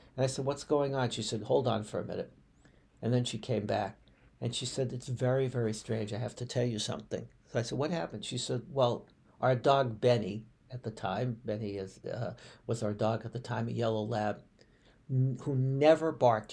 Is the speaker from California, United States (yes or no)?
no; Boston, Massachusetts, United States; moved away; the suburb of Boston right next to where I grew up in Brighton, within the city.